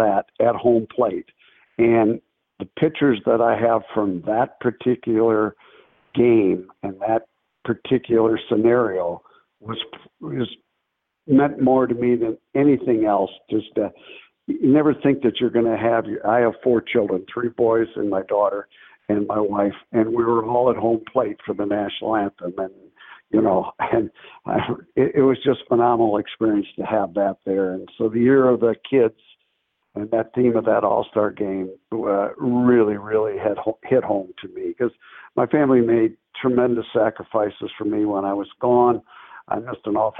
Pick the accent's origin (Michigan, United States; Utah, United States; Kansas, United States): Michigan, United States; Battle Creek; I'm from Battle Creek, Michigan, and that's the home of Kellogg cereal